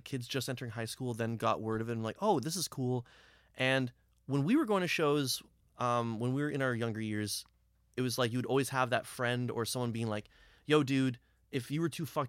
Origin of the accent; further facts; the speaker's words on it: Brampton, Ontario, Canada; I'm from Brampton, mm-hmm. right? Like, I still live in Brampton now.